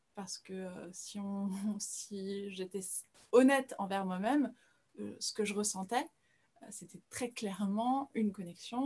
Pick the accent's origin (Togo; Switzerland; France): France; also born or lived in Brazil; je suis brésilienne, mais j'ai grandi en France, c'est pour ça que je suis francophone